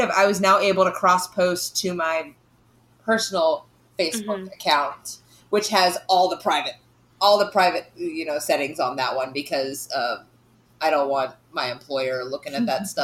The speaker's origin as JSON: {"language": "English", "region": "North Carolina", "country": "United States", "moved": "yes", "said": "I'm from North Carolina"}